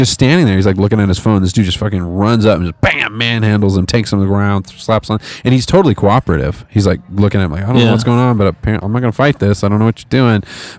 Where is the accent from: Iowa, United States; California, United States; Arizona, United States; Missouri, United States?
California, United States; moved away as an adult; I moved out here from California about a decade ago and fell in love with it too. Never went back.